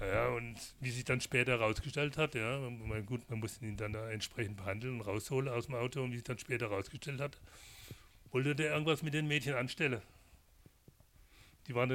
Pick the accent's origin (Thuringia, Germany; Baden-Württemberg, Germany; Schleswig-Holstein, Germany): Baden-Württemberg, Germany; Ist auch meine Heimat, die Badischen